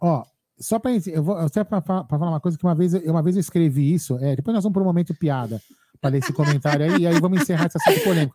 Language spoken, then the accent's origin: Portuguese; Brazil; como brasileiro